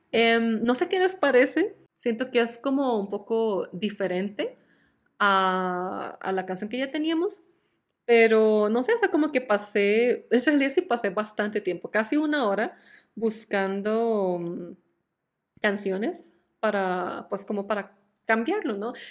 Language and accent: Spanish; Costa Rica; moved away; yo salí de Costa Rica el, como el 20 y algo de septiembre del 2018. Entonces ya oficialmente han pasado más de cuatro años desde que toqué suelo tico.